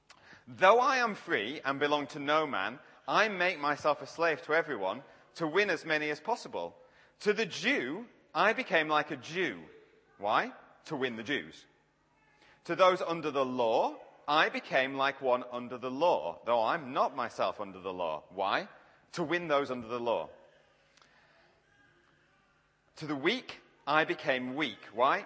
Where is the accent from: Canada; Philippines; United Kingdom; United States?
United Kingdom; Yorkshire and the Humber; accent: Yorkshire; Now, to be fair, I am from Yorkshire. I just change how I talk to people like yourselves so you can understand me. So I'm a bit more southern here.